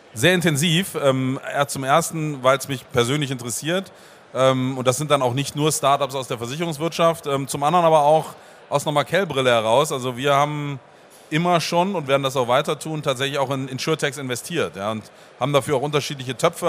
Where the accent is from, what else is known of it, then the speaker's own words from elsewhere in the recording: Bremen, Germany; ich komme aus Bremen